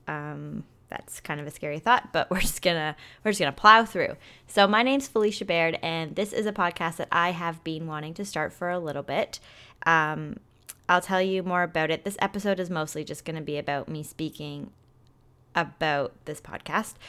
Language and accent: English; Toronto, Ontario, Canada; I'm from Toronto, Canada